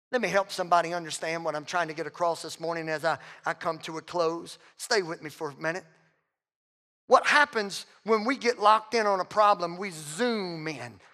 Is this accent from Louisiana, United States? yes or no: yes; Southwest Louisiana, United States; I'm from Southwest Louisiana